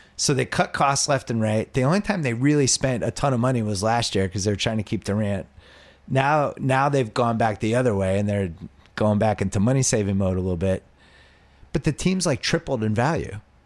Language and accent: English; Boston, Massachusetts, United States; when I was growing up in Boston, we had the whole busing thing